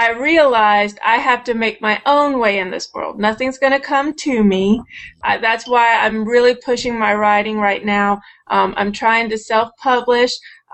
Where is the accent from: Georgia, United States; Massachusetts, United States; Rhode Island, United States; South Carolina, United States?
Georgia, United States; Savannah; I was born and raised in Savannah, Georgia.